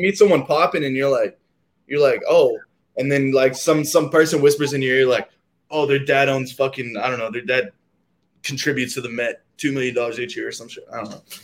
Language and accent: English; Austin, Texas, United States; Growing up in Austin